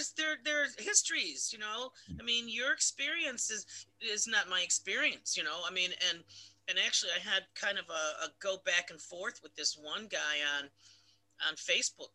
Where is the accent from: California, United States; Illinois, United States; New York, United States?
New York, United States; Marcy; also born or lived in Washington, D.C. / Schenectady, New York; I was born in Washington, D.C., but I was raised pretty much upstate New York